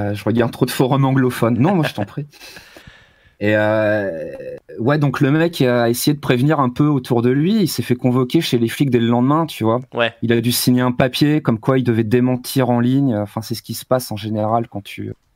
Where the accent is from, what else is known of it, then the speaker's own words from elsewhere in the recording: France; moved away as an adult; also born or lived in Grenoble; now in China; j'étais en France, je suis français.